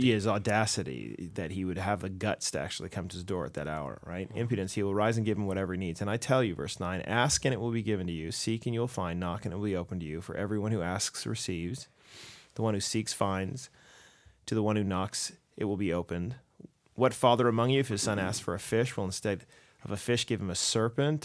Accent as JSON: {"language": "English", "country": "United States", "said": "as an American"}